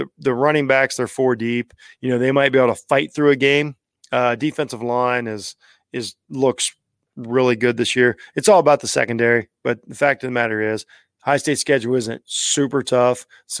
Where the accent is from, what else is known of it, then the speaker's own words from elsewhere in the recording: Ohio, United States; I'm from Ohio.